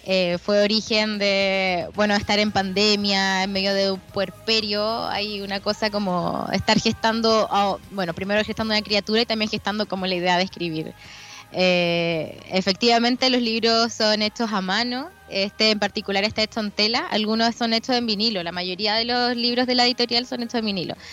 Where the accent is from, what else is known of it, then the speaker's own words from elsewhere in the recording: Parral, Chihuahua, Mexico; había regresado a Parral, yo soy de Parral, que es un, un lugar bien, bueno, es de provincia, es un pueblo, eh, y el hecho de volver a ese espacio que en el que yo en algún momento habité como niña